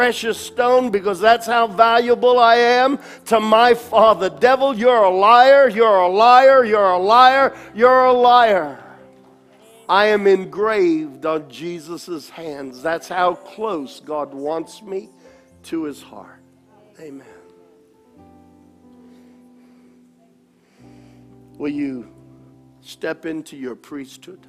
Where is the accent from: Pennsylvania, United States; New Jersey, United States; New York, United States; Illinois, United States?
New York, United States; growing up in New York